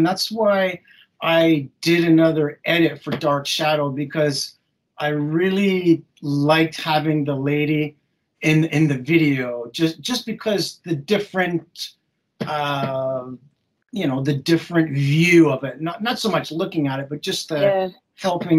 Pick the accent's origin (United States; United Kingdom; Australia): United Kingdom; England; also born or lived in Canada; I'm originally from England. I lived in Canada for many years, but I would always come to England and visit castles.